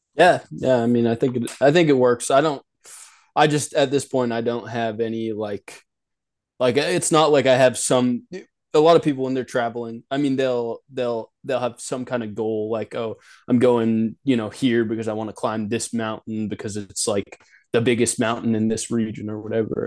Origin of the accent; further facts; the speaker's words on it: Nashville, Tennessee, United States; also born or lived in Kingston, Ontario, Canada / Oregon; I was born in Canada, um, the, in, uh, in Kingston, Ontario, you know, lived there until I was about five or six. Moved down to Nashville, Tennessee, um, you know, uh, lived there until about eighteen